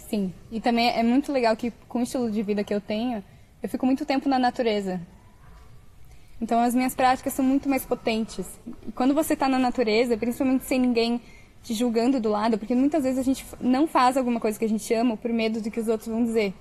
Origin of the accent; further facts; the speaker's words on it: Brazil; moved away as an adult; Eu saí do Brasil com mil euros.